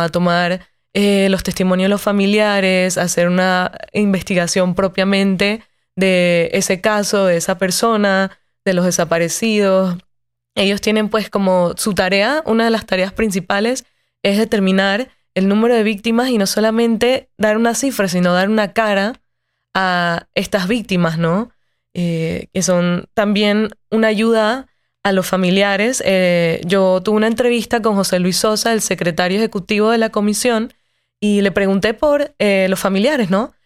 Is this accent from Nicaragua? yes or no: no; Panama City, Panama; cuando yo camino por las calles de Ciudad de Panamá, ciudad donde yo nací y crecí